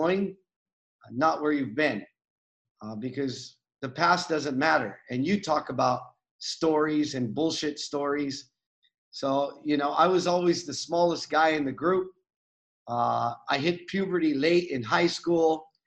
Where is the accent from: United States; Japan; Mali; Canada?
United States; I grew up with a single mom on welfare in the United States.